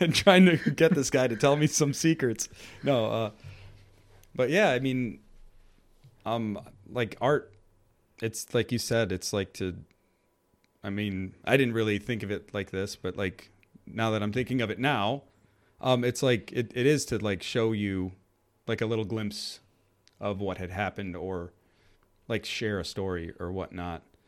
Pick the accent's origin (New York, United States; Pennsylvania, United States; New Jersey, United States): New York, United States; I grew up in New York